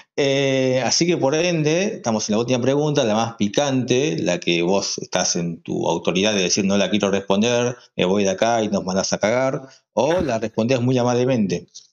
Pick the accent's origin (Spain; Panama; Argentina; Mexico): Argentina; Córdoba; somos de Córdoba